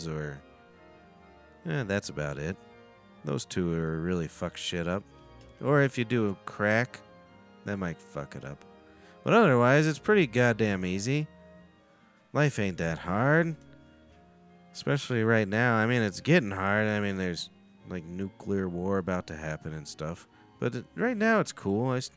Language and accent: English; United States; I'm fucking American.